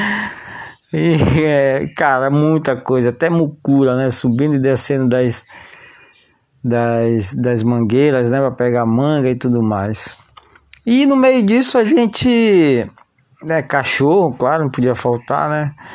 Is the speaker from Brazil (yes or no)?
yes; São José de Ribamar, Maranhão, Brazil; a gente foi crescendo lá em São José de Ribamar